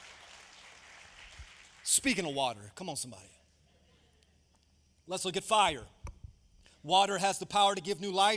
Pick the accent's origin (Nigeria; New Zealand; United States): United States; Tampa, Florida; moved away; I grew up in Tampa. That's home for me